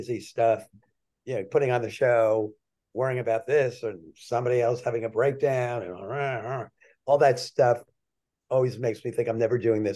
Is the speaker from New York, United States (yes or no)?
no; Scranton, Pennsylvania, United States; When I was a kid, I grew up in Scranton, Pennsylvania